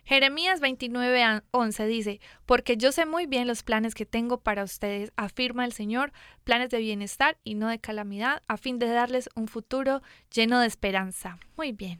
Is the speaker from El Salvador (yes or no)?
no; Mexico; yo pues soy de acá de México